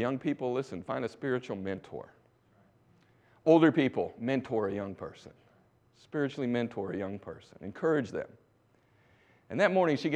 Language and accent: English; Winston-Salem, North Carolina, United States; Growing up in America, in Winston-Salem, North Carolina